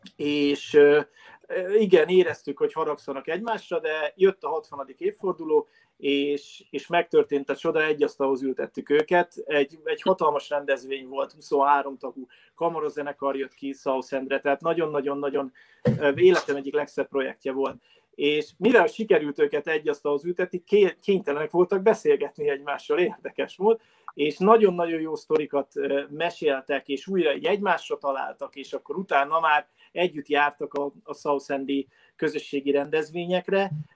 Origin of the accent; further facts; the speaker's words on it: Hungary; moved away as an adult; also born or lived in England; mint magyarok, mint magyar-magyarok